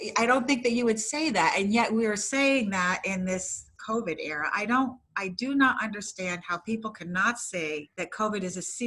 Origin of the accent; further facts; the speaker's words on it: New Jersey, United States; moved away as an adult; also born or lived in Vermont; We are from New Jersey